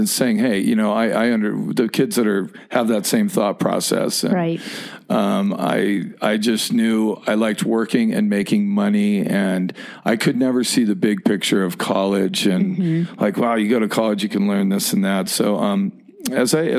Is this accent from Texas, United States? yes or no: no; San Diego, California, United States; now in Mammoth Lakes, United States; I grew up down in San Diego, down in Point Loma